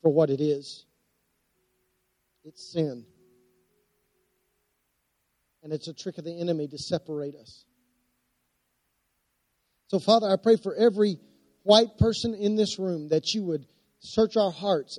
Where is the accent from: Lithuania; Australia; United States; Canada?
United States; Anadarko, Oklahoma; I grew up in Anadarko, Oklahoma.